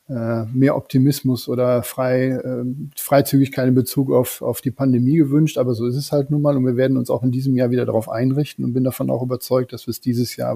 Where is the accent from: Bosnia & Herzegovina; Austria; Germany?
Germany; North Rhine-Westphalia; Rheinländer im tiefsten Herzen, gehen wir mal jetzt ehrlich zu. Ich glaube, diesen genetischen Defekt wird man so schnell nicht wieder los.